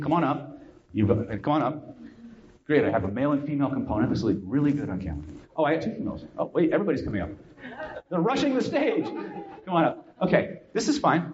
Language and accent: English; California, United States; I'm from California